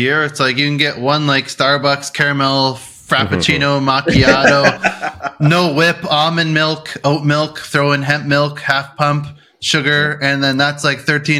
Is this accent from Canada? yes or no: yes; Canada; I'm just a Canadian.